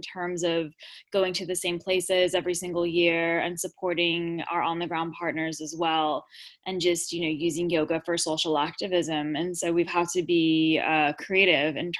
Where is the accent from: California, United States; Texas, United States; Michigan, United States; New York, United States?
California, United States; Los Angeles; accent: SoCal drawl; now in United Kingdom; I'm from Los Angeles originally, so I have that kind of SoCal drawl.